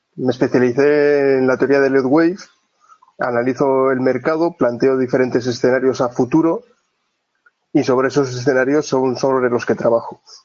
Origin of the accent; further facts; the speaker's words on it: Oviedo, Asturias, Spain; Soy, soy de Oviedo, del Principado de Asturias, y vivo, vivo en Oviedo también